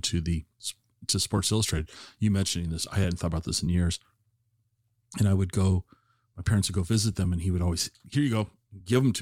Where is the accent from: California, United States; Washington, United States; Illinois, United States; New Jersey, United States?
Washington, United States; Tacoma; I, I grew up in Tacoma